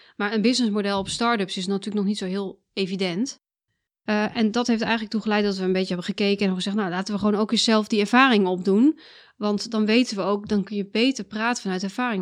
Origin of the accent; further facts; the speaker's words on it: South Limburg, Netherlands; moved away as an adult; also born or lived in Twente / Delft; now in Amersfoort, Netherlands; Ik heb gepubert in Zuid-Limburg